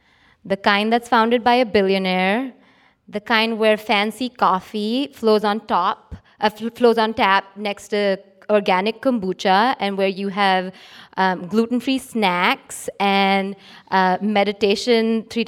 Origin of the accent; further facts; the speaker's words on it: Mumbai, Maharashtra, India; So I grew up in Bombay in India, where my father was and still is a successful businessman.